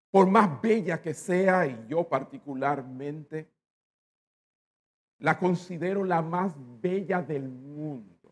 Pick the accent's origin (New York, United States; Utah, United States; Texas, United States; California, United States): New York, United States; born there; Y nací en Estados Unidos, nací en Nueva York.